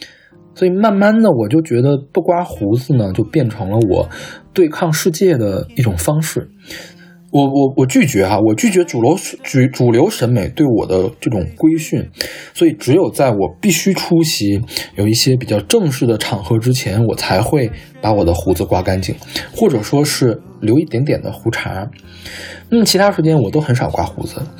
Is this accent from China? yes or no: yes; Northeast China, China; 虽然我的家乡嘛，这次并没有受到肺肺炎疫情的直接的波及，但是我的县城其实还是如临大敌的。